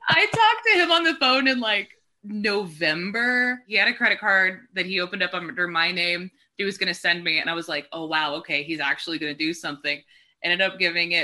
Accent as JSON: {"language": "English", "region": "Texas", "country": "United States", "tie": "born or raised there", "also_born_or_lived": "Hawaii", "said": "I grew up in Texas"}